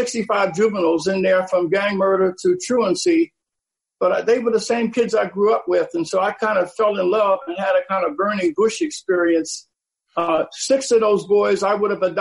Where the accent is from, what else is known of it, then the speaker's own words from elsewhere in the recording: Philadelphia, Pennsylvania, United States; I was born in Philadelphia, and my dad died when I was 9, leaving my mother with a 5th-grade education to raise 5 children in a troubled neighborhood